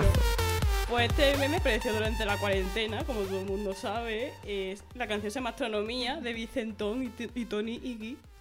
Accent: Badajoz, Extremadura, Spain; soy de aquí de Badajoz

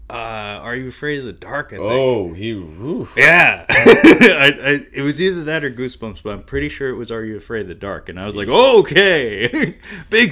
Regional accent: United States

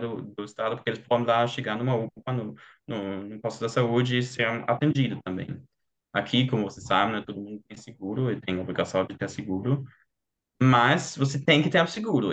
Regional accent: Germany; Portuguese is a second language; eu sou alemão

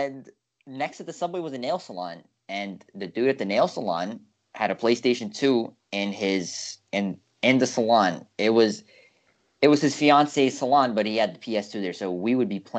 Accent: New York City, New York, United States; growing up in New York, because I'm in New York, you really, especially from the borough we're in, is quite a unique upbringing

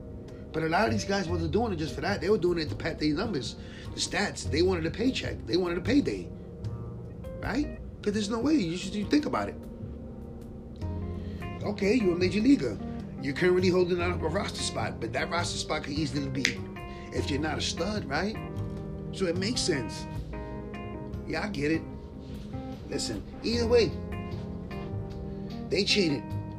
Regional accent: New York City, New York, United States; my hometown, Bushwick, Brooklyn

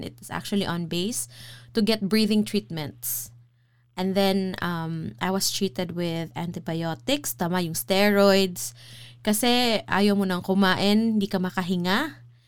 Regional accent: Cebu, Central Visayas, Philippines; now in United States; I'm from Cebu

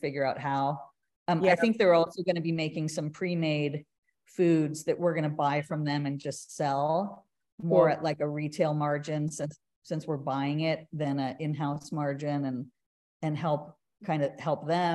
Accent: California, United States; now in Austin, United States; originally I'm from California, and it is the land of plenty with produce

